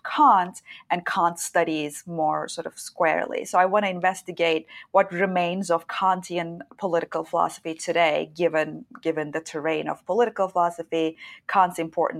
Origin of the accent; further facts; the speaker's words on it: Istanbul, Turkey; moved away as an adult; also born or lived in Chicago; I was born and raised in Istanbul, Turkey